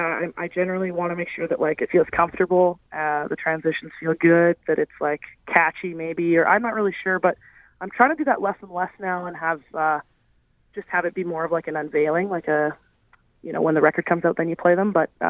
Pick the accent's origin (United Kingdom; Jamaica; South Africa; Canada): Canada; she's been really generous to me, being a Canadian artist and wanting to break into that market